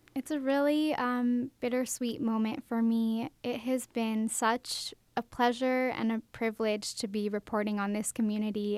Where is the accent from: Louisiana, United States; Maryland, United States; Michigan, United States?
Maryland, United States; Baltimore; moved away as an adult; now in Macon, United States; I'm from Baltimore, Maryland